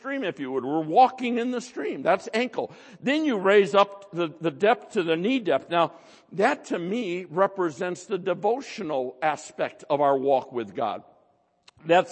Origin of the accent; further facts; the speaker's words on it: United States; we're American, most of us